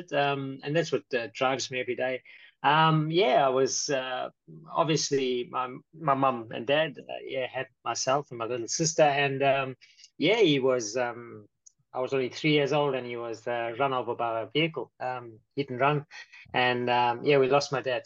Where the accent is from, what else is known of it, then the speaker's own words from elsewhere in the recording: South Africa; now in Brisbane, Australia; I'm actually from South Africa